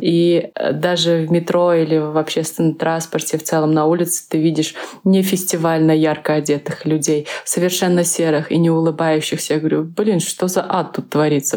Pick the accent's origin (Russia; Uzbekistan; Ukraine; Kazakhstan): Uzbekistan; also born or lived in Minsk, Belarus; я из Узбекистана